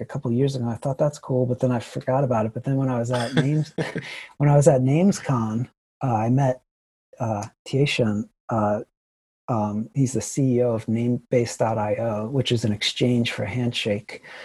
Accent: Ohio, United States; moved away; I'm from Ohio originally

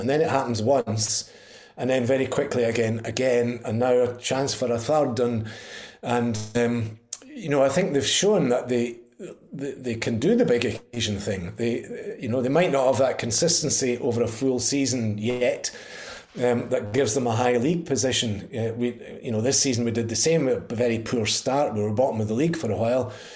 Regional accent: Pitlochry, Scotland, United Kingdom; I'm from Pitlochry, and um, our our local hero boy was Paul Sturrock. He, in fact, my granny babysat him when he was wee, and uh, he went to our school

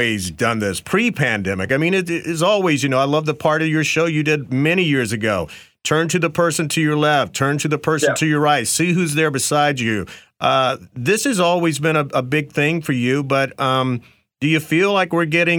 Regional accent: the South, United States; We just can't shake growing up in the South

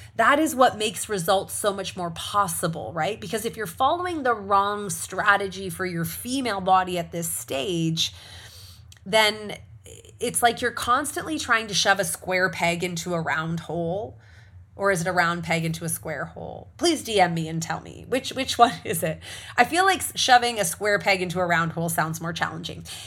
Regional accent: Canada; for those of us who are Canadian or we're Canadian first

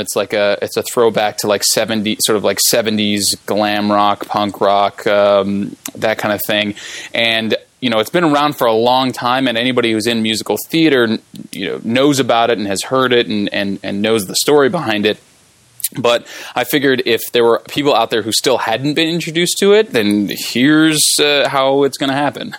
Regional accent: Riverside, California, United States; I'm from Riverside

